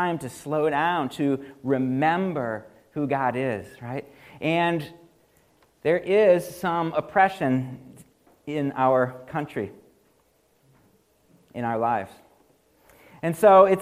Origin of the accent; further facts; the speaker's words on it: United States; I'm an American